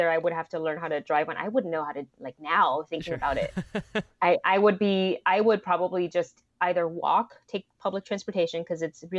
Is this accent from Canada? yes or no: no; Kaohsiung, Taiwan; also born or lived in Florida; now in United States; I grew up in the city. I grew up in Kaohsiung